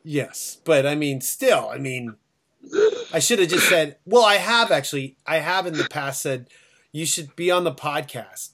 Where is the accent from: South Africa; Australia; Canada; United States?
Canada; Toronto, Ontario; we're from Toronto.